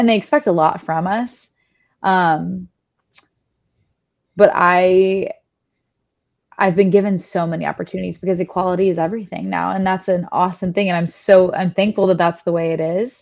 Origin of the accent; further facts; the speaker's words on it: Franklin, Tennessee, United States; accent: Southern; I grew up in the Bible Belt. I grew up in, like you said, predominantly white town